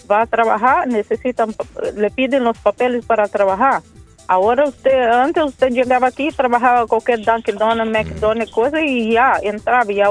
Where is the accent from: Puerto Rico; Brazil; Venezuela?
Brazil; now in Massachusetts, United States; Ya en mi país ya se mandaron cuatro aviones deportados